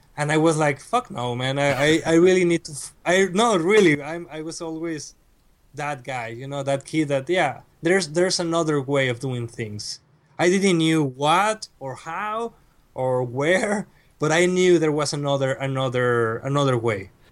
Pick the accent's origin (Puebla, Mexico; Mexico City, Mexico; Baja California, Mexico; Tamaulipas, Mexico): Tamaulipas, Mexico; Reynosa; English is a second language; moved away as an adult; now in Monterrey, Mexico; I was born and raised in Reynosa